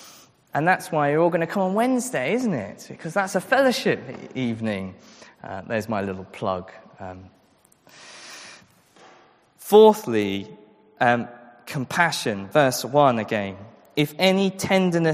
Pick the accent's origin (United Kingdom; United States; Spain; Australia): United Kingdom; England; our culture as English, British, maybe European people